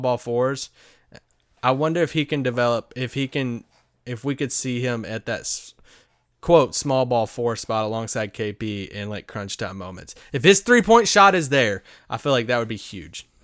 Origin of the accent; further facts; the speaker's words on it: Kentucky, United States; in Kentucky, kinda near my hometown